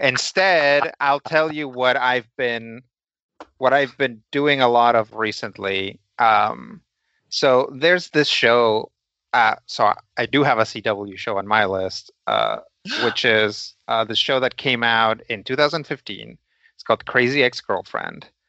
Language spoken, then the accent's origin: English; Los Angeles, California, United States; growing up in Los Angeles